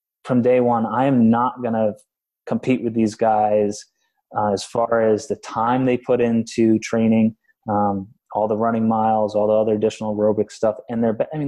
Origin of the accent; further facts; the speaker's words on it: Vermont, United States; I grew up in Vermont doing manual labor until I was 22